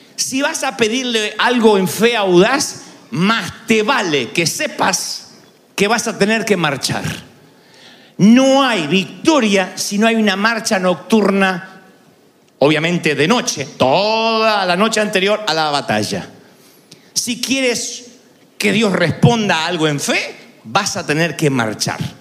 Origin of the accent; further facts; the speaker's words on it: Argentina; siendo argentino